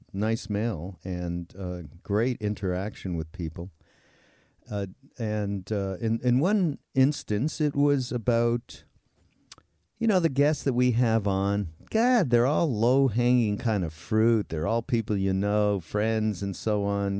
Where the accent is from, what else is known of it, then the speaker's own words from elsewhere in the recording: Montreal, Quebec, Canada; moved away; I'm from Montreal